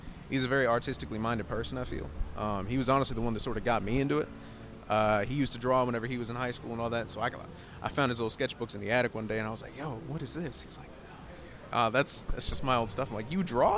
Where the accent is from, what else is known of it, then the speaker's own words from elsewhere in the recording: Taylorsville, United States; I was born right outside of Taylorsville. And I grew up really, you know, small country church.